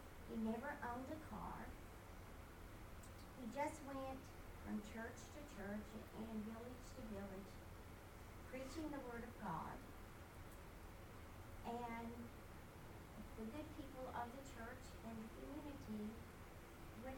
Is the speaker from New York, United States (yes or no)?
no; Kentucky, United States; When I was a little girl, I grew up in Kentucky